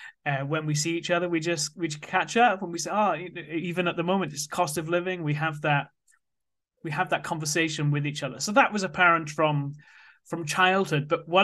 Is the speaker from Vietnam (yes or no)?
no; Wales, United Kingdom; So I grew up in South Wales, and from a young age, I was interested in money.